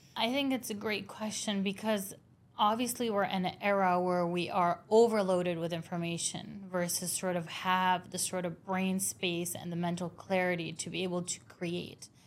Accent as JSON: {"language": "English", "town": "Beirut", "region": "Beirut Governorate", "country": "Lebanon", "tie": "born or raised there", "said": "I grew up in Beirut"}